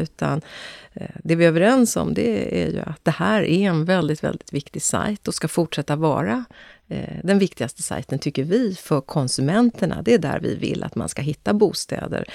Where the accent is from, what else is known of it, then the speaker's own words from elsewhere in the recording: Östergötland, Sweden; Vi är ju östgötar i min familj